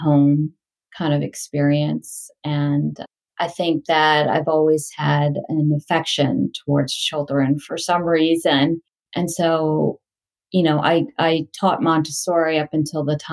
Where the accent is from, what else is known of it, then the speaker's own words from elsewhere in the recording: Delaware, United States; moved away as an adult; also born or lived in India / England / California; I grew up in Delaware.